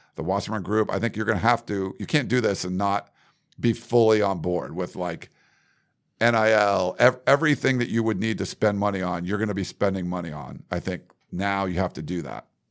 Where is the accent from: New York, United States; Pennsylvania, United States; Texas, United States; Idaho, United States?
Pennsylvania, United States; Western; I grew up in Western Pennsylvania, not where Penn State is